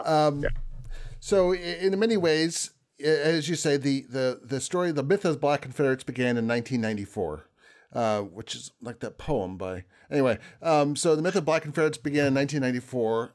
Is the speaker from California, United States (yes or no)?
no; New Jersey, United States; when I was growing up in New Jersey